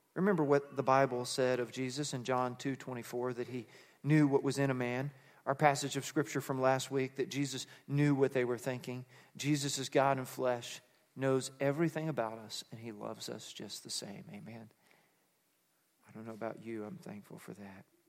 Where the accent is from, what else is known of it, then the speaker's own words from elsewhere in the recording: Fort Worth, Texas, United States; I grew up in suburbia in Fort Worth, Texas